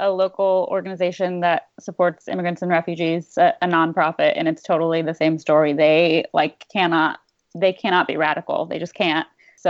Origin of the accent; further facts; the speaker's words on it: Ohio, United States; now in Portland, United States; I'm from Ohio